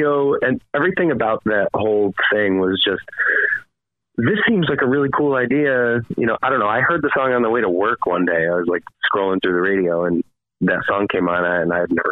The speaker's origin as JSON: {"language": "English", "town": "Waterloo", "region": "New York", "country": "United States", "tie": "born or raised there", "said": "I grew up in Waterloo, New York"}